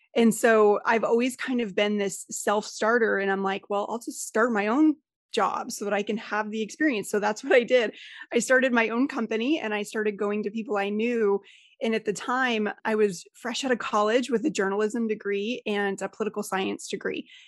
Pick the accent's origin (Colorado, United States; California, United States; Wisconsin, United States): Colorado, United States; I'm originally from Colorado.